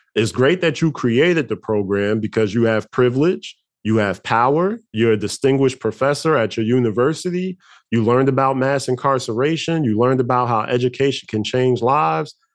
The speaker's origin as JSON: {"language": "English", "town": "Newark", "region": "New Jersey", "country": "United States", "tie": "born or raised there", "said": "where I grew up at in Newark, New Jersey"}